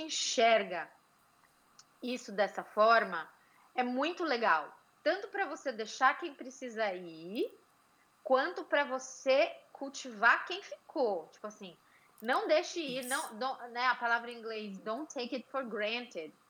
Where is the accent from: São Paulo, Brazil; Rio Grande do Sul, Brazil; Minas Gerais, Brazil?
São Paulo, Brazil; also born or lived in Pennsylvania; now in United States